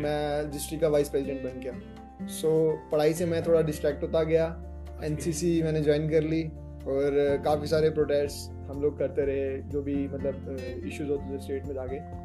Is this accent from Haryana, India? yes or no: no; Jammu and Kashmir, India; जम्मू कश्मीर से बिलोंग करता हूँ